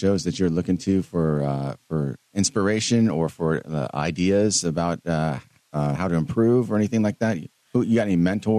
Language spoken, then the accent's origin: English; Dallas, Texas, United States; also born or lived in Cedar Hill, Texas; now in Midlothian, United States; I grew up in Oak Cliff, but we lived in Cedar Hill for a while after that, after my dad got a raise, whatever, moved us to a better neighborhood